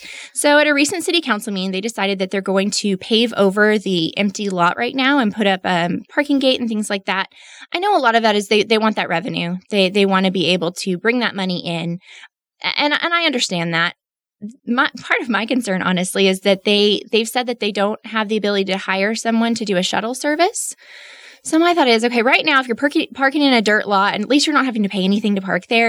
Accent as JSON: {"language": "English", "town": "Midland", "region": "Texas", "country": "United States", "tie": "born or raised there", "also_born_or_lived": "Austin", "said": "born and raised in Midland"}